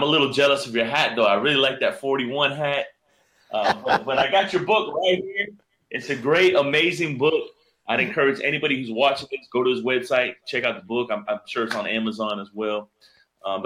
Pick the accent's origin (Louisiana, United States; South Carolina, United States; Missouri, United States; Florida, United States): Florida, United States; Miami; I was born and raised in Miami, Florida.